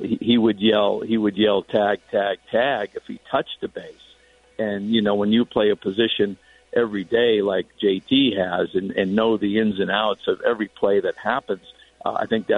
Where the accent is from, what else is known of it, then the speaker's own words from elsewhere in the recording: Connecticut, United States; moved away; I grew up in Connecticut.